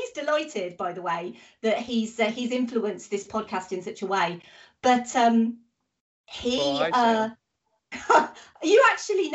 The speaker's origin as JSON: {"language": "English", "country": "United Kingdom", "said": "I'm British."}